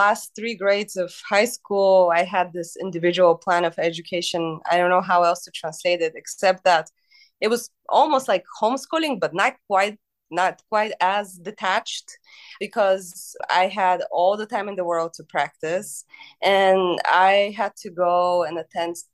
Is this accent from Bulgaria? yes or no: yes; Bulgaria; now in United States; I grew up in Bulgaria in the 90s